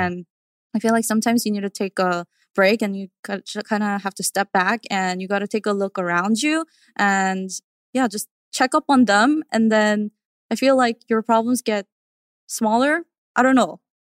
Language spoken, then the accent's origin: English; New York, United States; growing up in New York